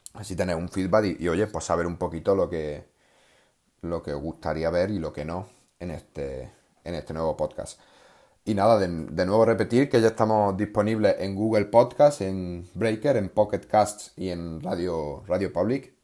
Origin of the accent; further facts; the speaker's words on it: Córdoba, Andalusia, Spain; un pueblo de, de, de, de Córdoba, de donde yo soy